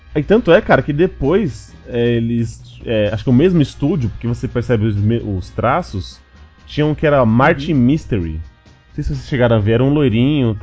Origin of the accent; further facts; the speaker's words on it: Brazil; eu sou do Brasil